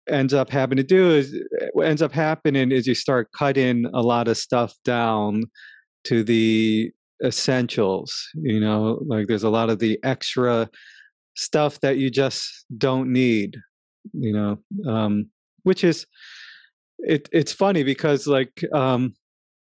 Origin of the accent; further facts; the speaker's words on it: New York, United States; living in New York, growing up in New York.